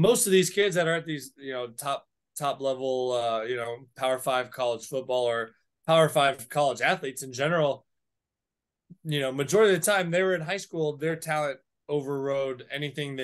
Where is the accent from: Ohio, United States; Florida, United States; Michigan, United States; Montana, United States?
Florida, United States; South; moved away; I'm from South Florida.